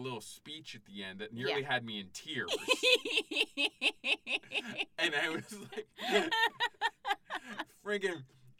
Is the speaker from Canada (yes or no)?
yes; Canada; I'm Canadian.